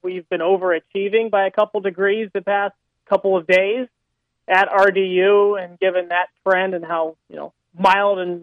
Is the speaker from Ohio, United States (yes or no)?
yes; Columbus, Ohio, United States; moved away as an adult; also born or lived in Miami, Florida; now in Raleigh, United States; I'm from Columbus, Ohio, originally